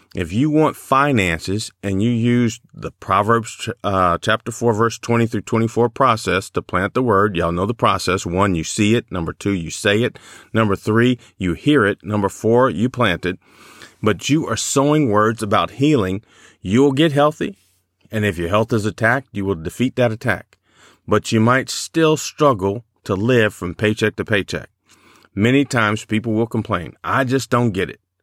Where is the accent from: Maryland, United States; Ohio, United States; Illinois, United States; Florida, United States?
Illinois, United States; Chicago; I grew up in Chicago